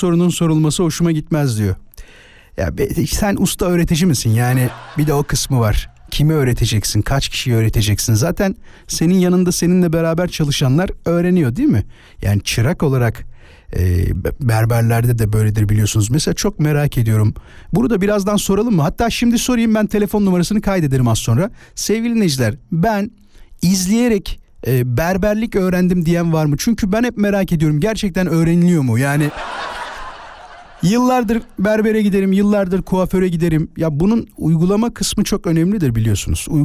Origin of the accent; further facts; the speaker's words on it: Istanbul, Turkey; Abi İstanbul Küçükçekmece.